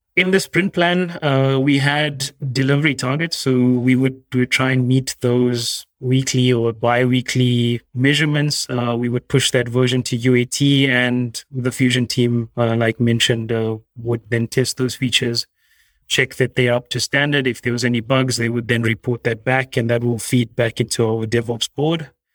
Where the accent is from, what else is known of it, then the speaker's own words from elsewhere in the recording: South Africa; moved away; I'm originally South African